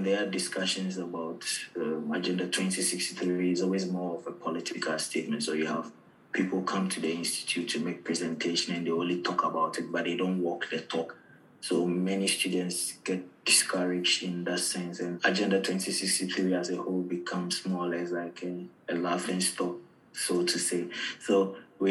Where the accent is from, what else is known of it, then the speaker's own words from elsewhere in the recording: Ghana; moved away as an adult; also born or lived in Algeria; now in Ireland; I'm from Ghana